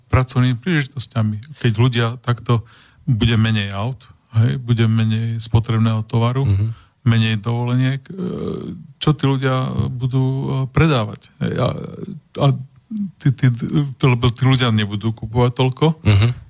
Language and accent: Slovak; Prešov, Prešov Region, Slovakia; No ja som z Prešova, teda starých rodičov som mal niekde nedaleko Prešova.